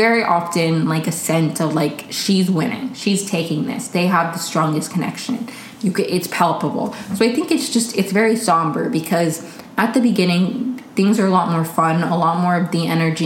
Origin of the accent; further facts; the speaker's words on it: Maryland, United States; I grew up in Maryland